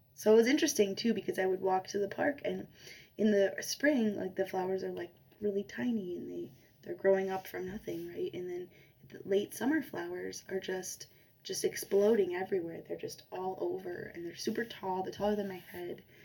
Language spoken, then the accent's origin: English; Chicago, Illinois, United States; moved away; I'm from Chicago originally